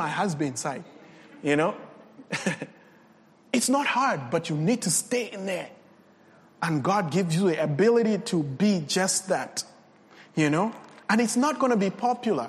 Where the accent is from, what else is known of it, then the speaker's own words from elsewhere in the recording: Copperbelt Province, Zambia; English is a second language; I come from Zambia in the Copper Belt